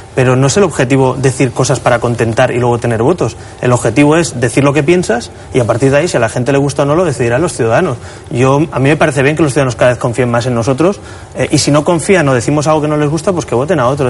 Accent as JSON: {"language": "Spanish", "region": "Catalonia", "country": "Spain", "said": "En mi tierra"}